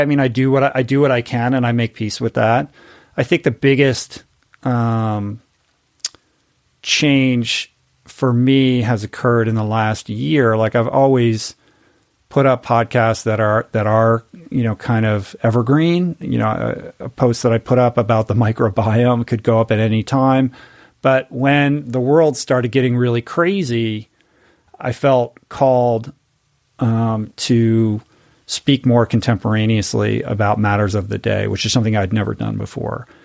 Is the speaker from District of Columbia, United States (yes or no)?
yes; Washington, District of Columbia, United States; now in Malibu, United States; I grew up in Washington, D C, in an inside the Beltway family